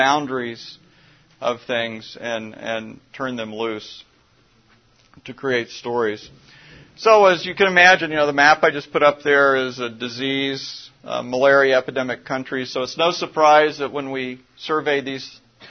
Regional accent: Midwest, United States; I grew up in the Midwest

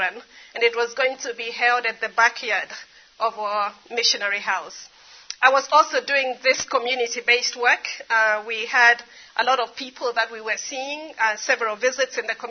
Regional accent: Kenya; I grew up in Kenya.

